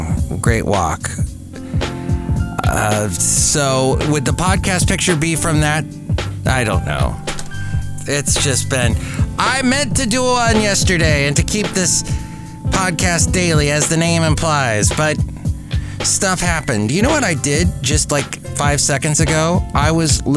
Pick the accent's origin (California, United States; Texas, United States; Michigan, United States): California, United States; Los Angeles; now in Bay Area, United States; I grew up in the San Fernando Valley, Southern California